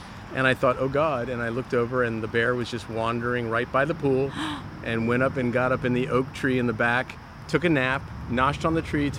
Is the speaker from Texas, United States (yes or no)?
no; New York City, New York, United States; moved away as an adult; now in California, United States; Grew up on the Upper West Side.